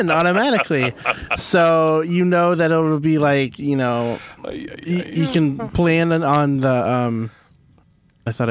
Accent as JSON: {"language": "English", "town": "St. Louis", "region": "Missouri", "country": "United States", "tie": "born or raised there", "moved": "yes", "lives_now": "Ann Arbor, United States", "said": "I grew up in St. Louis"}